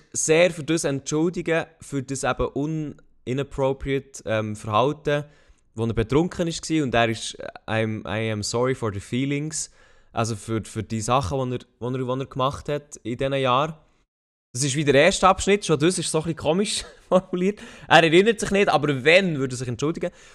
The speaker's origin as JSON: {"language": "German", "country": "Switzerland", "said": "als Schweizer Bürger"}